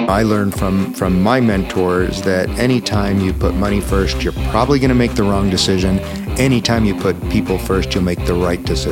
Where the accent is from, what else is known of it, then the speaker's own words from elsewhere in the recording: Buffalo, New York, United States; moved away as an adult; also born or lived in Aspen, Colorado; I grew up in Buffalo, New York